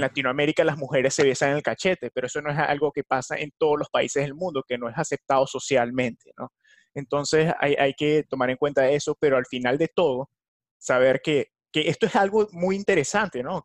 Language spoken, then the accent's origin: Spanish; Venezuela; now in United States; en mi país Venezuela